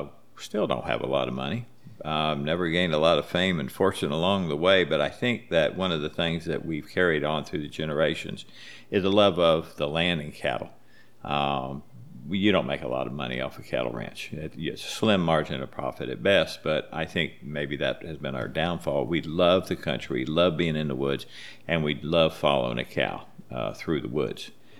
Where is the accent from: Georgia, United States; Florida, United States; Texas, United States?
Florida, United States; Bradenton; I was raised in Bradenton, Florida. Went to school at Manatee High School, and also went to school at Walker Junior High School.